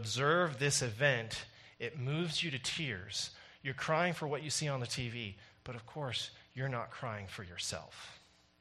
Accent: Canada

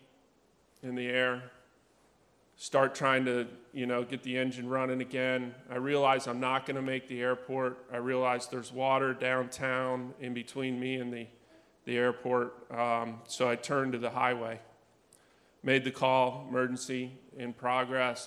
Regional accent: Outer Banks, North Carolina, United States; And I grew up on the Outer Banks in North Carolina.

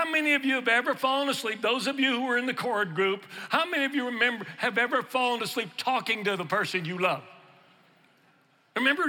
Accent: Houston, Texas, United States; now in Louisiana, United States; I'm originally from Texas, from Houston, but I live in Louisiana

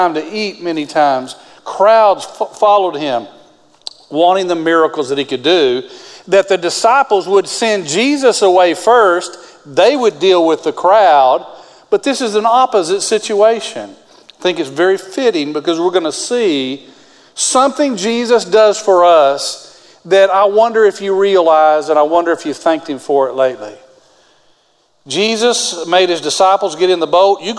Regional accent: West Texas, United States; I grew up in West Texas.

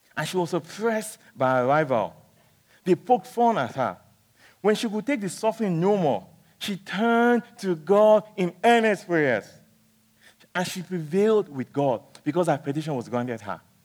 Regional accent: Nigeria; when I was young, growing up in Nigeria

